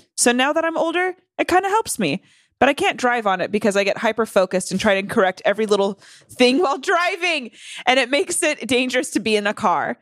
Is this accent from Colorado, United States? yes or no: no; North Carolina, United States; I grew up in the South. I grew up in North Carolina.